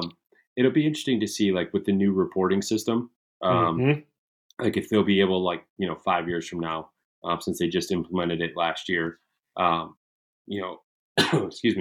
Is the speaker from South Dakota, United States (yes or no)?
no; Michigan, United States; growing up in Michigan, like it's a friggin' holiday for most of us. Right. I mean, where I grew up, we didn't have school on November 15th.